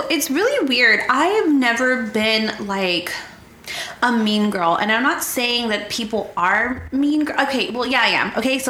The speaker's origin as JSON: {"language": "English", "town": "San Antonio", "region": "Texas", "country": "United States", "tie": "born or raised there", "said": "I was young. I grew up here in San Antonio."}